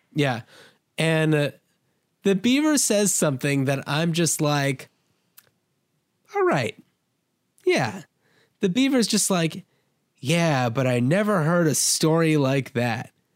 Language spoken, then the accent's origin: English; New Jersey, United States; I grew up in New Jersey